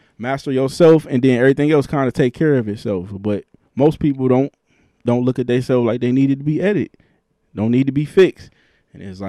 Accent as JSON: {"language": "English", "town": "Cleveland", "region": "Ohio", "country": "United States", "said": "I'm an artist from Cleveland"}